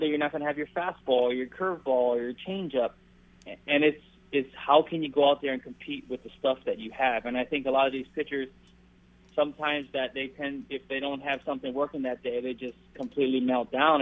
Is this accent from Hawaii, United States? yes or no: yes; Maui, Hawaii, United States; moved away as an adult; now in Southern California, United States; my hometown of uh, Maui, Hawaii